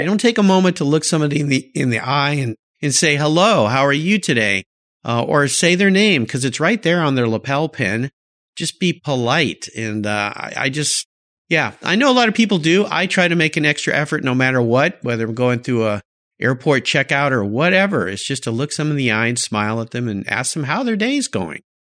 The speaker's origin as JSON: {"language": "English", "area": "just north of San Diego", "region": "Southern California", "country": "United States", "tie": "born or raised there", "said": "I grew up in Southern California"}